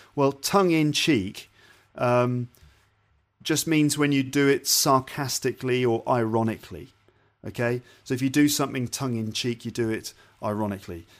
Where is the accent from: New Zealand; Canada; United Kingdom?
United Kingdom; we're British